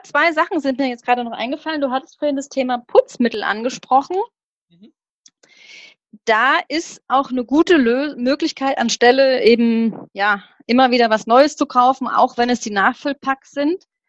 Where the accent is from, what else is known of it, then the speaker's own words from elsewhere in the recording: Rodgau, Hesse, Germany; ich komme aus dem Rottgau, ich weiß nicht, ob die Leute das kennen, das ist hm, das ist südlich von Offenbach